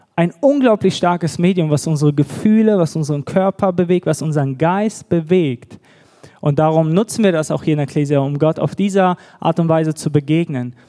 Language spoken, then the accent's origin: German; Düsseldorf, North Rhine-Westphalia, Germany; moved away as an adult; also born or lived in Bad Gandersheim; now in Nuremberg, Germany; wir kommen ursprünglich aus Düsseldorf, auch eine große Stadt.